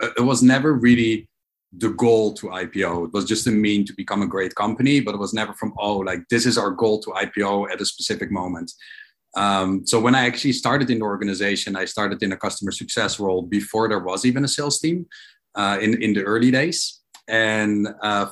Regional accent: Amsterdam, North Holland, Netherlands; also born or lived in New York; now in Israel; I'm originally from Holland, from Amsterdam

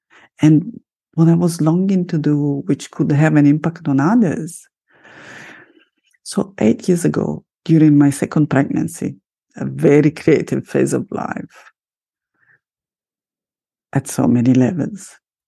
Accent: Italy; first language Italian; English is a second language; So creative that I'm also starting a second podcast in Italian, my mother tongue, in Italiano.

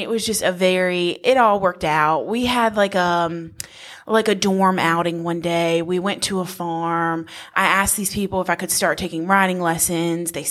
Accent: Wilson, North Carolina, United States; I am from Wilson, so 10 minutes from Lucama, and like I said, raised in a neighborhood

